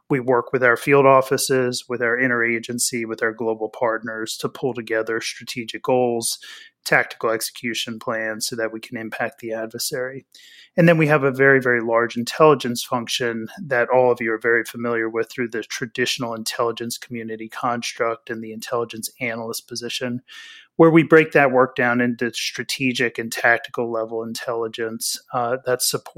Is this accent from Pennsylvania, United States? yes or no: yes; Pennsylvania, United States; I grew up in Pennsylvania, about an hour north of Philadelphia. So I'm a diehard Philadelphia sports fan.